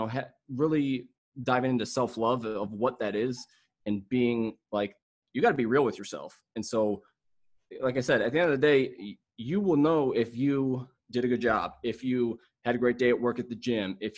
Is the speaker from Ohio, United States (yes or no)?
yes; Mentor, Ohio, United States; I am from, well, Mentor, Ohio, which is like 20 minutes outside of Cleveland